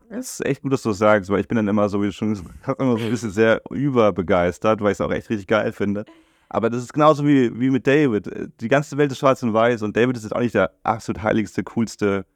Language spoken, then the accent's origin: German; Germany; durch mein Aufwachsen in Deutschland